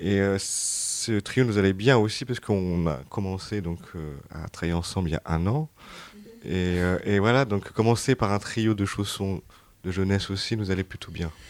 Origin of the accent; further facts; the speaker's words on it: France; on est français